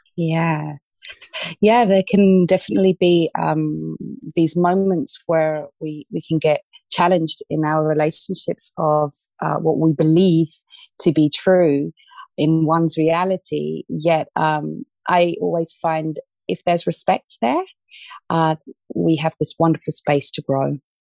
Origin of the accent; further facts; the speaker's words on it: London, United Kingdom; moved away as an adult; also born or lived in Australia; now in Ibiza, Spain; I was born in Australia, um, but I grew up in the UK, in London, southwest London.